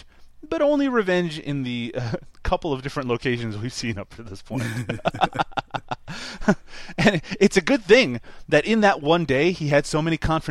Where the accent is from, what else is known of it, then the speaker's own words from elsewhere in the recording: Newfoundland and Labrador, Canada; now in Ontario, Canada; Back where I grew up in Newfoundland, we didn't get major